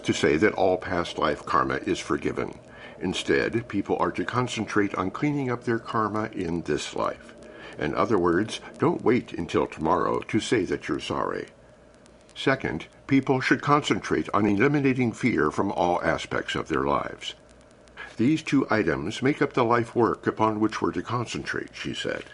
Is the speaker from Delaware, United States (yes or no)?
no; Missouri, United States; I was born in Missouri, known as the Show Me State